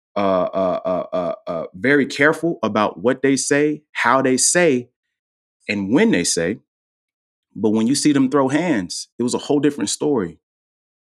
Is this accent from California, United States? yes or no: no; Durham, North Carolina, United States; Growing up in Durham